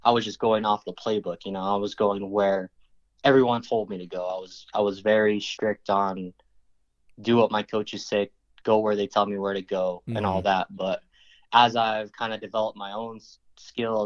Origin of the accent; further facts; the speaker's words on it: Santa Fe, New Mexico, United States; Santa Fe's kind of divided and we're all from the South side